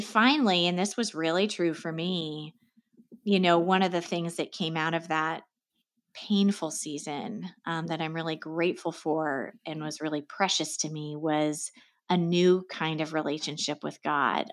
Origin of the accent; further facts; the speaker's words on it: Seattle, Washington, United States; moved away as an adult; also born or lived in Los Angeles, United States; now in Connecticut, United States; I grew up in Seattle